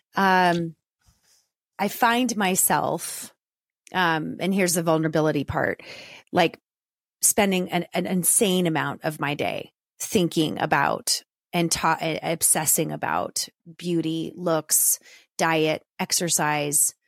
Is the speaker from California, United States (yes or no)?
yes; Southern California, United States; growing up in Southern California with a single mom who lived vicariously through me and my sister